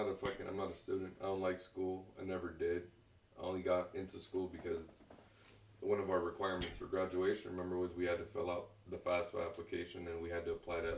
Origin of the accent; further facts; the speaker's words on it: Perris, California, United States; also born or lived in Santa Ana, California; I've been here my whole life.